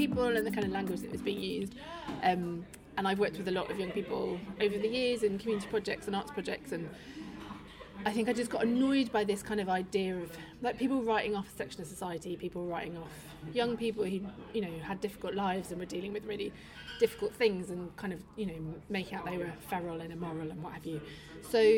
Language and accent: English; Manchester, North West England, United Kingdom; moved away as an adult; also born or lived in London; now in Manchester, United Kingdom; I'm from Manchester